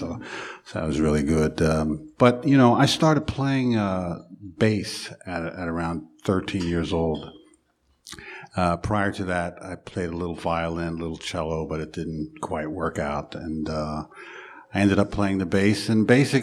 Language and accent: English; Philadelphia, Pennsylvania, United States; I was born in Philadelphia. They tell me 1951. And I really grew up in a real interesting family